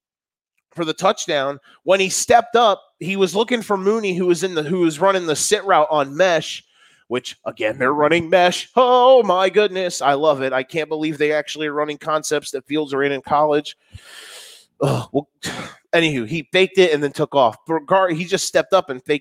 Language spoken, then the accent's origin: English; Florida, United States; moved away; I am from Florida and my mother was a Dolphins fan.